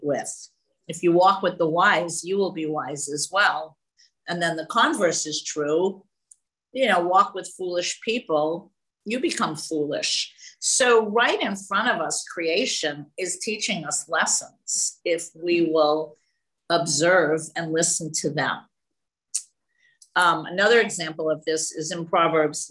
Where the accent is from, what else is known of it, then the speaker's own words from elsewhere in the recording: New York City, New York, United States; now in California, United States; before I moved to California in 1976, I never saw anything grow on a tree. I was from the Bronx